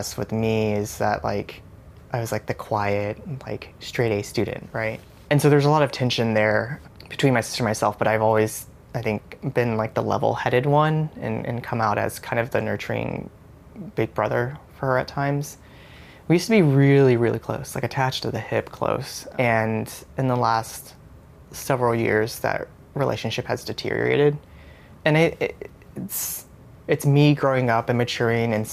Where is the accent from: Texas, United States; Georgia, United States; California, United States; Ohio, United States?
Texas, United States; Houston; also born or lived in Austin, Texas; I was born and raised in Houston, Texas